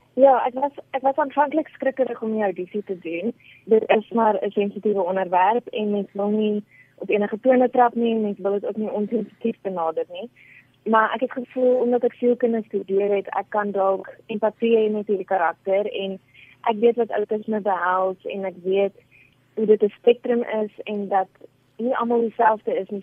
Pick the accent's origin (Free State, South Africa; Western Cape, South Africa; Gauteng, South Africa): Gauteng, South Africa; Pretoria; Ek is gebore in Pretoria.